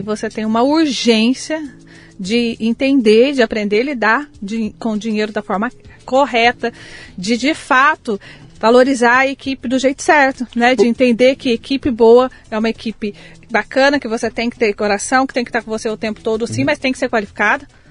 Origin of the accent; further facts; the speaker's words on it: Passa Quatro, Minas Gerais, Brazil; moved away; also born or lived in Taubaté; Nasci em Passa Quatro, Minas